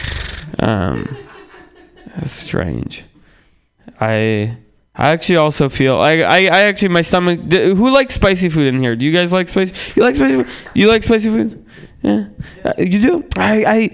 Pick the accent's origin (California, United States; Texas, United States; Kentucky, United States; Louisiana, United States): California, United States; San Francisco; I grew up in San Francisco